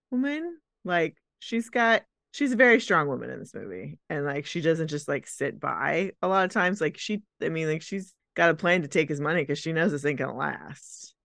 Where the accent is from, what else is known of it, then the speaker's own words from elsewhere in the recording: Dallas, Texas, United States; we're from Dallas.